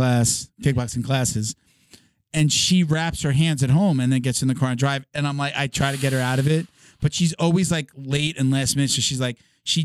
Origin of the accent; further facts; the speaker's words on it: Medford, New York, United States; I grew up like an hour outside of the city in an area called Medford, Most people know Patchogue. I grew up in Medford. And like next to my house was a good like almost acre of just woods.